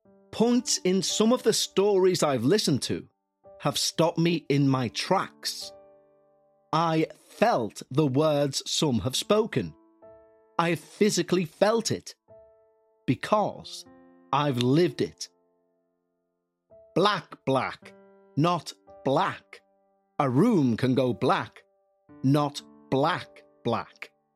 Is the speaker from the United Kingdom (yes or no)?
yes; Crawcrook, North East England, United Kingdom; also born or lived in Newcastle; I'm from Newcastle in the UK. I moved from our home in Bladen to a home my parents bought in a little village called Crawcrook when I was 3 years old.